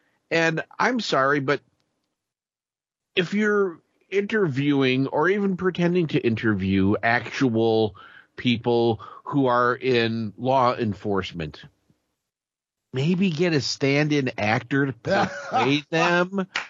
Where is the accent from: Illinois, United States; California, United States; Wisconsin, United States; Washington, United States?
Illinois, United States; Peoria; because I'm from Peoria.